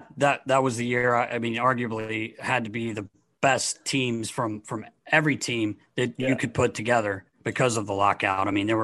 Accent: United States; I'm an American

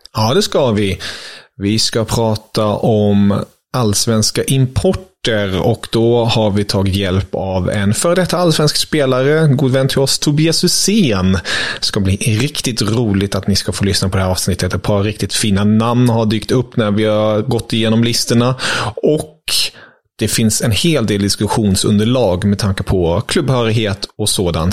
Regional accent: Germany; now in Sweden; Jag är ju som bekant tysk

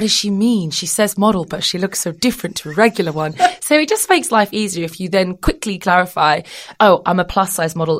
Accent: United Kingdom; also born or lived in Australia; I'm British

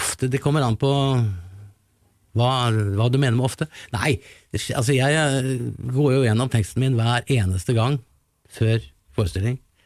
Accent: Larvik, Vestfold, Norway; liten gutt fra Larvik

